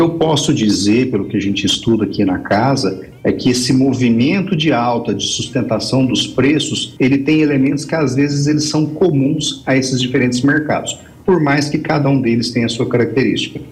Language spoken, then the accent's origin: Portuguese; Bom Jesus de Goiás, Goiás, Brazil; Bom Jesus de Goiás, minha terra